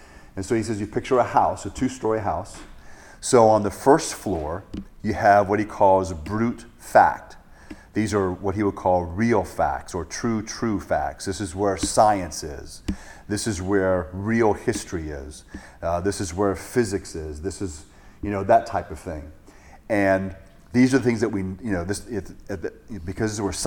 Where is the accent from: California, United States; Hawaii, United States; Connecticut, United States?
Hawaii, United States; growing up in Hawaii